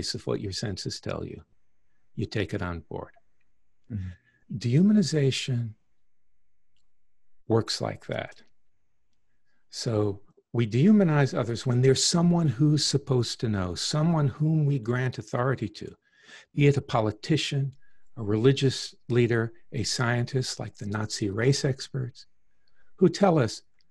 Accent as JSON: {"language": "English", "region": "Deep South", "country": "United States", "tie": "born or raised there", "said": "I grew up in the Deep South in the 50s and 60s, tail end of the Jim Crow era"}